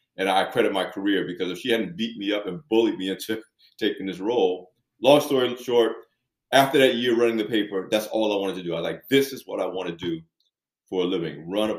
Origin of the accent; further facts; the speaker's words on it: Long Branch, New Jersey, United States; moved away as an adult; also born or lived in Brooklyn, New York; I was born and raised on the Jersey Shore, went to the large state university in New Jersey.